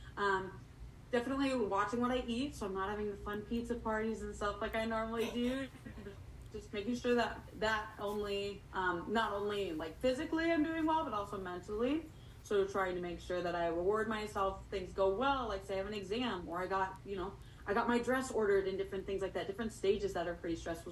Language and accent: English; Torrington, Wyoming, United States; I'm actually from Torrington, Wyoming, which is a small little town of six thousand people.